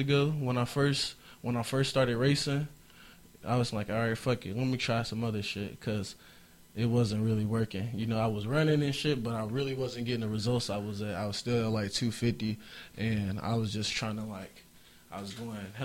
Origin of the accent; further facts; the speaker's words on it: Indianapolis, Indiana, United States; moved away; also born or lived in Portland, Oregon; I'm from Naptown. That's in Indiana.